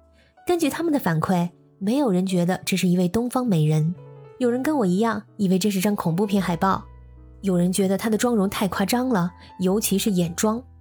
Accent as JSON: {"language": "Chinese", "country": "China", "moved": "yes", "said": "我们中国人"}